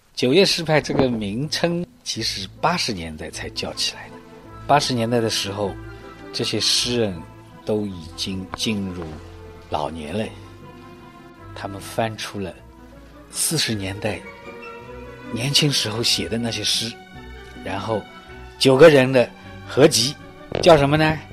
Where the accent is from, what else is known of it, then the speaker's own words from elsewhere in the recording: Cixi, Zhejiang, China; 我们家乡有这样一位文化大家